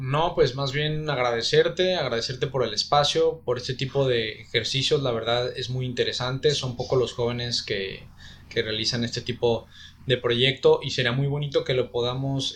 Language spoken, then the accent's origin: Spanish; Guadalajara, Jalisco, Mexico; also born or lived in Oaxaca; now in Puerto Vallarta, Mexico; yo nací en Guadalajara, este, en una situación de, este, complicada, escasos recursos, violencia intrafamiliar